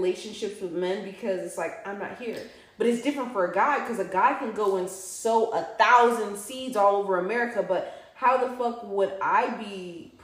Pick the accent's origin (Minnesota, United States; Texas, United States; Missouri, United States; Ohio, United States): Missouri, United States; St. Louis; also born or lived in New York City; now in Atlanta, United States; when I was a kid growing up in St. Louis